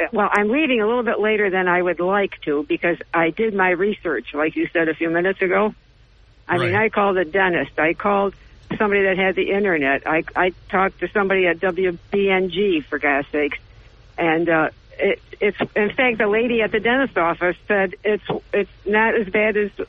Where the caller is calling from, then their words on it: Johnson City, New York, United States; Well, this is … from JC, and today I am your roving reporter.